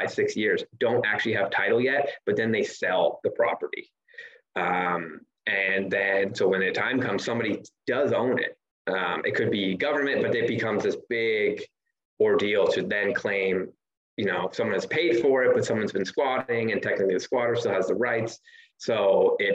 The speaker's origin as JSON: {"language": "English", "country": "Canada", "also_born_or_lived": "Ontario, Canada", "moved": "as an adult", "lives_now": "Belize", "said": "I'm Canadian"}